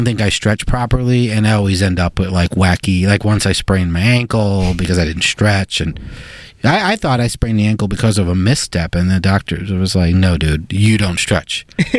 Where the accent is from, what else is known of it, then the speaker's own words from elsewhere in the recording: New York City, New York, United States; as I am a New Yorker.